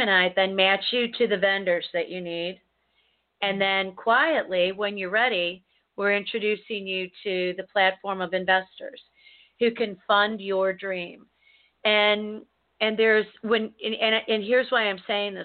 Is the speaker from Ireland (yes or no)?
no; United States; as an American